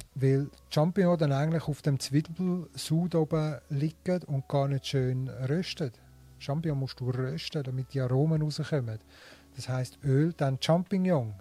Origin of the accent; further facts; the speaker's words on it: Switzerland; also born or lived in Linthal, Glarus; bei uns in der Schweiz